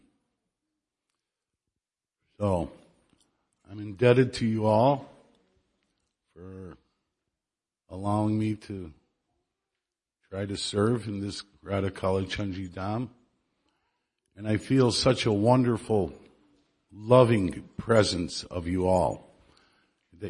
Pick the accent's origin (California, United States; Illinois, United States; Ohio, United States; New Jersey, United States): Illinois, United States; Chicago; now in Dallas, United States; I'm from Chicago